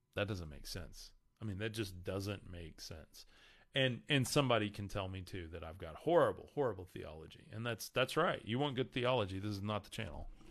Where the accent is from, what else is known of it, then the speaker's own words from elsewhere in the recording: Amarillo, Texas, United States; I'm from Amarillo.